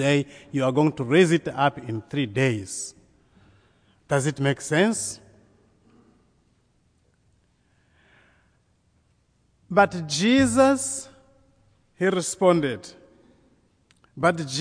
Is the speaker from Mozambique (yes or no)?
yes; Mozambique; I come from Mozambique in southeastern Africa, very close to South Africa.